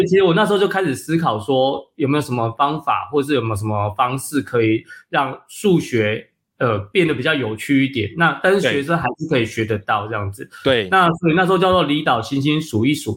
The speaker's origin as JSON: {"language": "Chinese", "region": "Penghu County", "country": "Taiwan", "tie": "born or raised there", "said": "住在澎湖嘛，那澎湖其实对。就是我的家乡"}